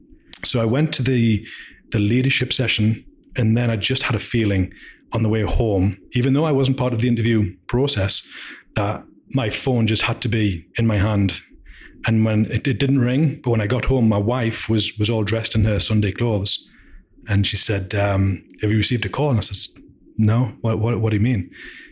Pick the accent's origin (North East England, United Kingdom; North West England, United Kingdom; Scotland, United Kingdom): North East England, United Kingdom; Durham; So Durham in the UK.